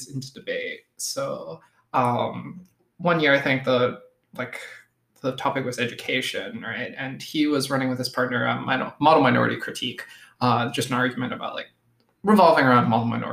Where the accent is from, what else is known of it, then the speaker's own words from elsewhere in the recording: Erie, Pennsylvania, United States; I was born in Erie, Pennsylvania, so I'd like to say I'm like a Northeast kind of person